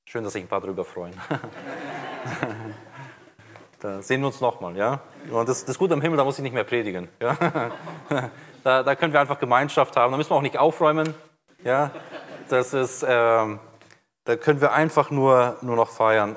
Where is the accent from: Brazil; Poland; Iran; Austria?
Brazil; now in Germany; ich bin jetzt seit 93 in Deutschland, bin in Brasilien geboren, aufgewachsen